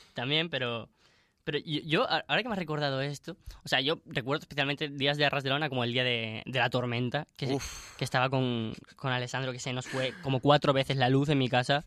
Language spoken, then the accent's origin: Spanish; Spain; moved away; Nosotros siendo españoles